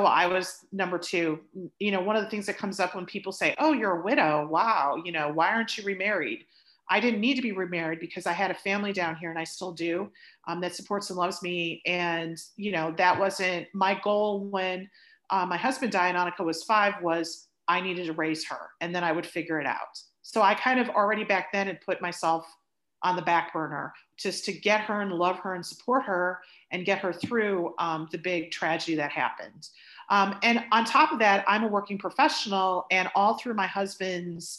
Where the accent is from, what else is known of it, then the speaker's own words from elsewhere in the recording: Chicago, Illinois, United States; moved away as an adult; now in Dallas, United States; I came from the Chicagoland area, spent most of my life living in the suburbs, in the Northwest suburbs. But I'm down in Dallas now and I've been down here for 20 years